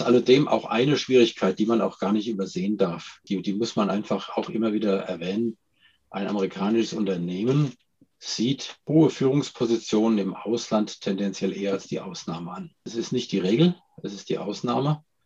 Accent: Germany; als, als Deutscher

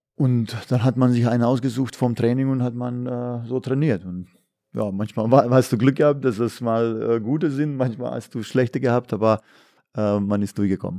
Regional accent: Bosnia & Herzegovina; now in Germany; bei uns in Jugoslawien, in Bosnien

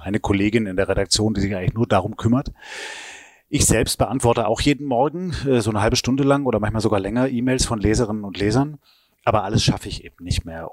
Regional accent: Stuttgart, Baden-Württemberg, Germany; moved away; also born or lived in Hamburg; Ich bin zwar in Stuttgart geboren, ja. aber meine Eltern kamen nicht von dort.

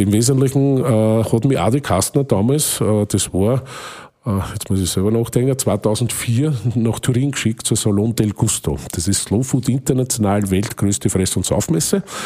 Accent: Waldviertel, Lower Austria, Austria; bei uns im Waldviertel

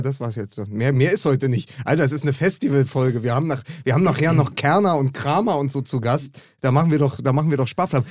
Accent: Berlin, Germany; für mich als Berliner

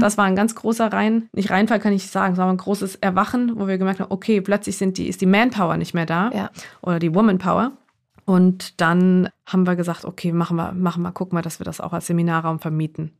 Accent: Heidelberg, Baden-Württemberg, Germany; born or raised there

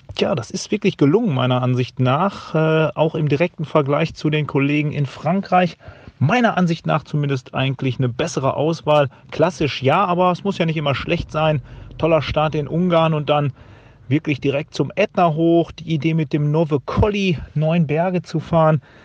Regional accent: Bergisches Land, North Rhine-Westphalia, Germany; in meiner Heimat, im, im Bergischen

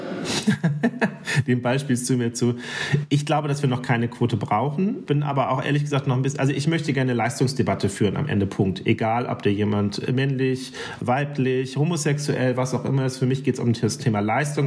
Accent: Germany; bei uns in Deutschland

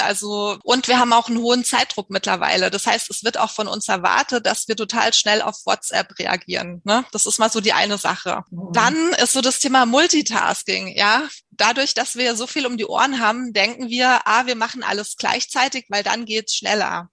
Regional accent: Munich, Bavaria, Germany; Ich komme aus München

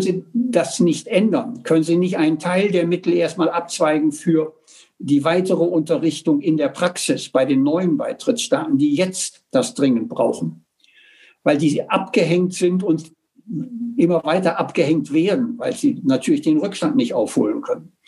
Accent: Germany; bei uns in Deutschland

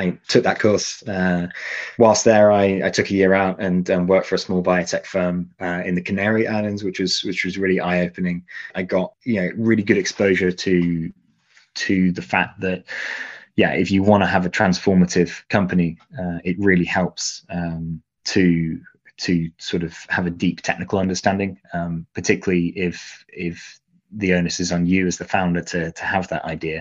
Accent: Leicestershire, East Midlands, United Kingdom; moved away; also born or lived in Manchester; I grew up in Leicestershire, so right in the middle.

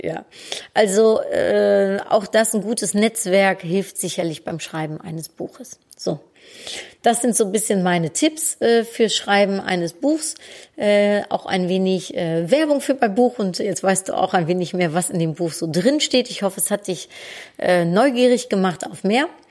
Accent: Netherlands; moved away; als Holländerin

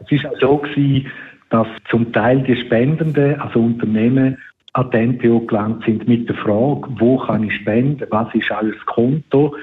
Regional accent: Switzerland; bei uns in der Schweiz

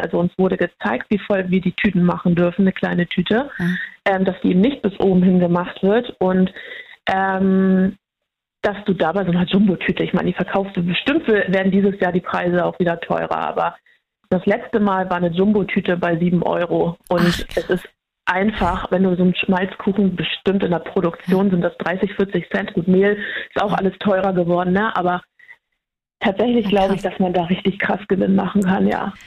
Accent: near Lüneburg, Lower Saxony, Germany; ich komme aus der Nähe von Lüneburg

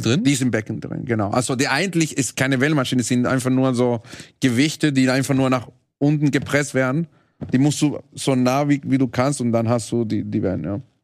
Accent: Venezuela; German is a second language; moved away; Ich komme aus Venezuela

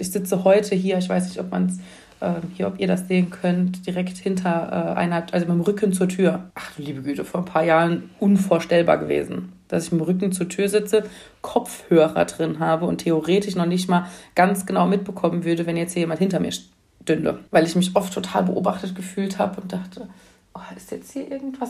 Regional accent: near Mainz, Rhineland-Palatinate, Germany; ich komme ja aus Mainz ähm, und ähm, so aus der Nähe von Mainz.

